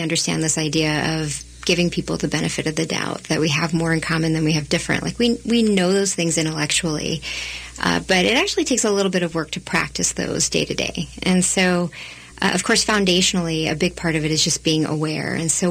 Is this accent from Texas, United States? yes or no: yes; Texas, United States; now in Minnesota, United States; I grew up in Texas. My parents immigrated from India